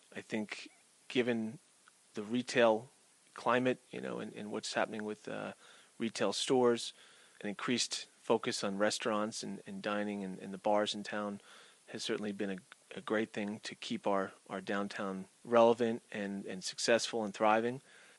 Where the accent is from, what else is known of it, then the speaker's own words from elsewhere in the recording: Montclair, New Jersey, United States; now in Cranford, United States; I grew up in Montclair, New Jersey, most of my life there. I ended up down in Cranford 9 years ago.